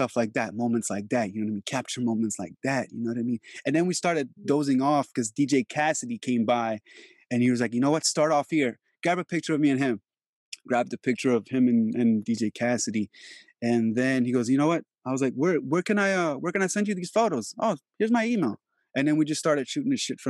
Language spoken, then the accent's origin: English; Albania; also born or lived in New York; now in Los Angeles, United States; I was living in Europe in 97 when that happened. Yeah. Because I'm from Albania